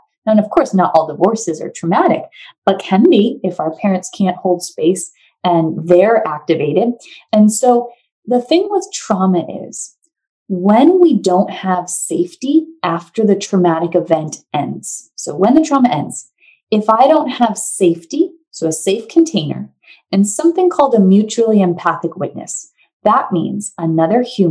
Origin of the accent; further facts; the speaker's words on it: New Hampshire, United States; moved away as an adult; now in California, United States; I'm from New Hampshire. I moved to California, basically as far away from New Hampshire as you can be.